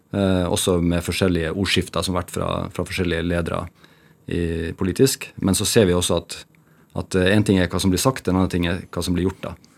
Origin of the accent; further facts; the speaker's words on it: Bjerkvik, Nordland, Norway; moved away; also born or lived in Narvik; vokste opp, så gikk jeg jo barne- og ungdomsskolen i Bjerkvik, og så gikk jeg videregående i Narvik